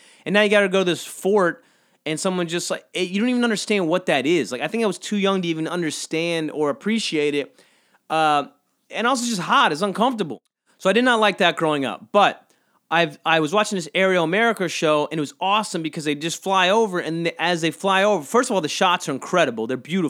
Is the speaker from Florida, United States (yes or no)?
no; Georgia, United States; But I think I hated it growing up because I grew up in South Georgia.